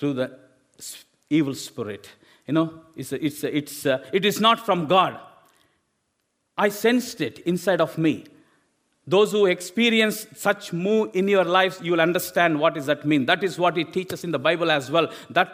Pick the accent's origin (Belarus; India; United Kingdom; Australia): India; English is a second language; moved away as an adult; I've studied in my own language from India